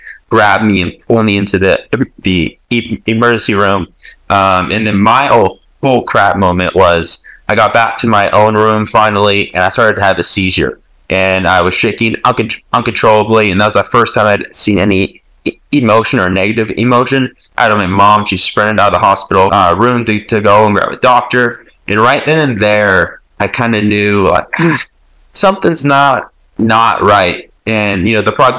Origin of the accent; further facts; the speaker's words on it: Fresno, California, United States; I was born in Fresno, California